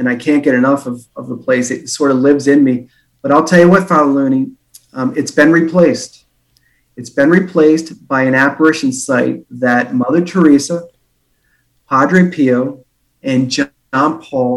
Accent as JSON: {"language": "English", "country": "Ireland", "said": "I'm an Irishman"}